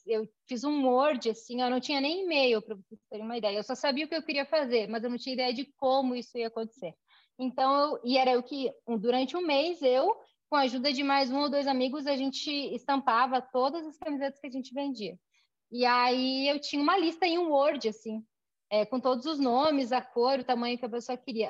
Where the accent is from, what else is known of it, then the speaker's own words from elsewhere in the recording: Chapecó, Santa Catarina, Brazil; moved away as an adult; now in Curitiba, Brazil; Eu nasci em Chapecó, eu moro em Curitiba. Em Curitiba já tem mais de 15 anos. Eu vim para estudar